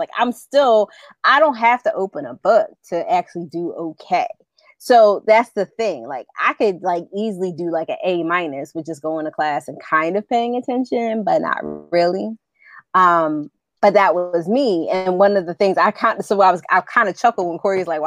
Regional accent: Philadelphia, Pennsylvania, United States; also born or lived in Central Jersey; I was born in Central Jersey and raised in Philadelphia, raised in the Mount Airy section of the city.

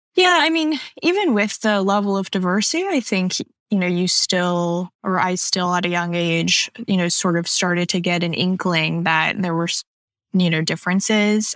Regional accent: Pearland, Texas, United States; moved away; also born or lived in Canada / California; I am mostly from um, just south of Houston, Texas. Uh, we mm-hmm. moved there when I was around six or seven, and that's where I spent most of my childhoods.

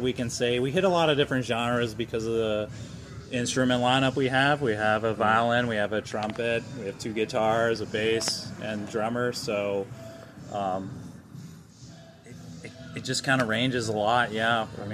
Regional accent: Louisville, Kentucky, United States; I'm from right here in Louisville

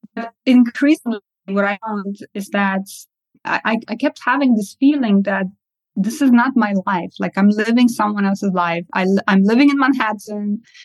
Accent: Estonia; also born or lived in Kazakhstan; I was born in Kazakhstan and I uh, moved to Estonia at the ripe age of three uh, years old.

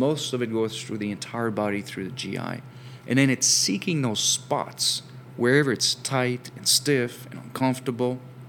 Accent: France; English is a second language; now in United States; while I have an accent, I'm actually from France originally.

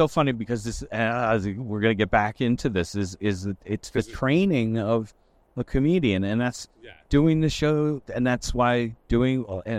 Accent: Port Jefferson Station, New York, United States; I'm from Port Jeff Station.

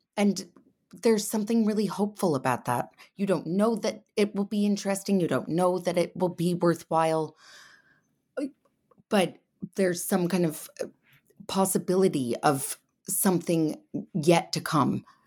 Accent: Connecticut, United States; now in England; I grew up in Connecticut, and now I live in England

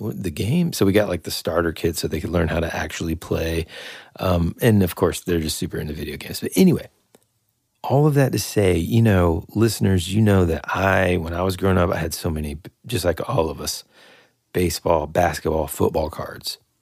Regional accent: United States; as an American

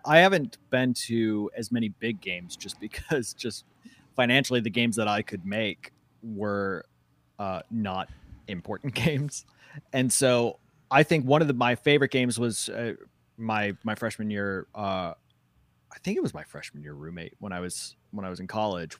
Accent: Madison, Wisconsin, United States; growing up in Madison, the Badgers were priority

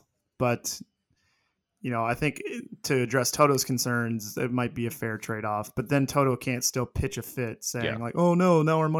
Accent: Illinois, United States; also born or lived in Davenport, Iowa; Yeah. And we lived across the river in Illinois. So I guess that must have been the closest hospital.

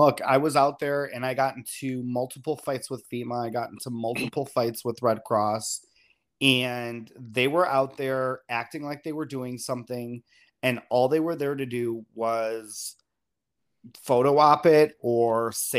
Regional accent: Chicago, Illinois, United States; You know, coming from I came from Chicago

